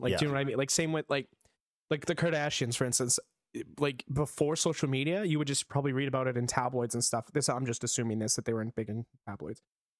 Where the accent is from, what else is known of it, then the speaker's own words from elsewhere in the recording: Canada; we're from Canada.